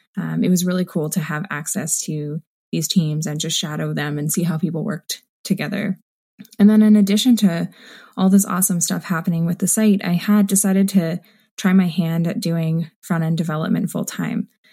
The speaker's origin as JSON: {"language": "English", "town": "Waterloo", "region": "Ontario", "country": "Canada", "tie": "born or raised there", "said": "my hometown of Waterloo, Ontario"}